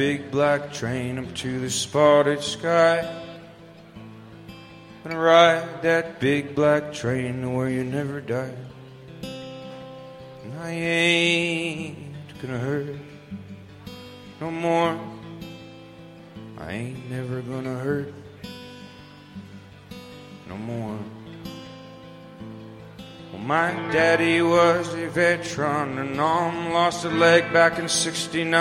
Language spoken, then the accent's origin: English; suburbs outside of Vancouver, British Columbia, Canada; I grew up in the suburbs outside of Vancouver.